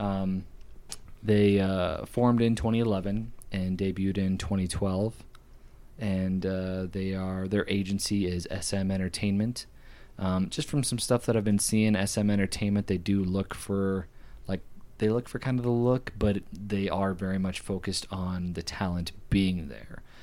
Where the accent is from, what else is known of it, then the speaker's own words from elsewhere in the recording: United States; I'm an American